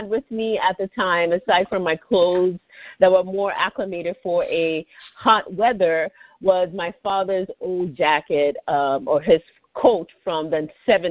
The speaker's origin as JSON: {"language": "English", "region": "Lagos", "country": "Nigeria", "tie": "born or raised there", "also_born_or_lived": "Washington, D.C., United States", "moved": "yes", "lives_now": "United States", "said": "I grew up in the capital called Lagos State"}